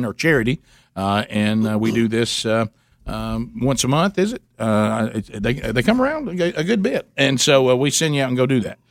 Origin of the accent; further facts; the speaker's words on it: Alabama, United States; we were born and raised in Alabama